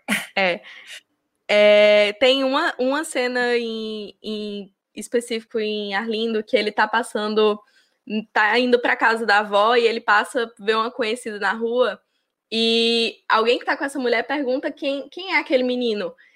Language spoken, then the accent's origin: Portuguese; interior of Rio Grande do Norte, Brazil; moved away; numa cidade do interior do Rio Grande do Norte, que é a cidade de onde eu vim